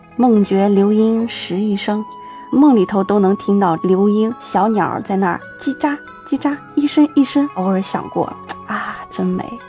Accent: Shanxi, China; 我们山西人大多就吃浑源凉粉儿

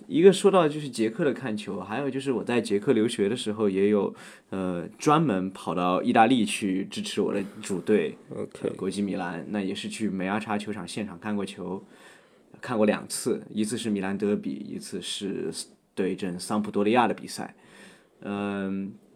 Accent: Sichuan, China; moved away; 我是四川人

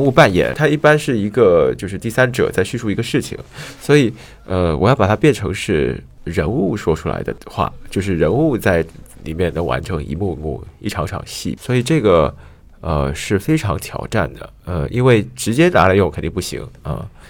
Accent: Xiamen, Fujian, China; 因为我家是厦门人

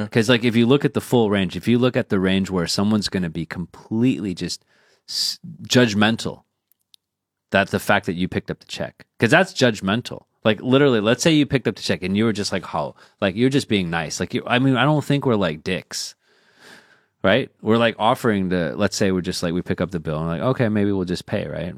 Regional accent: United States; moved away; also born or lived in China; we're rooted in the U.S.

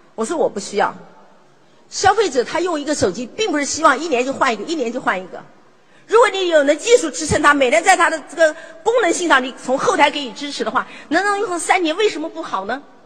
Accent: China; 我们中国人很厉害

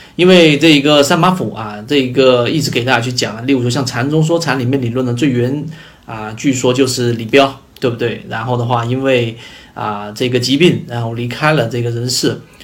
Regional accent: China; 我们中国人

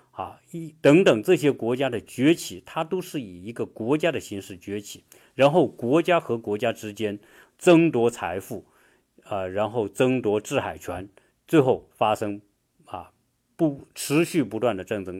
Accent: China; now in United States; 我们中国人

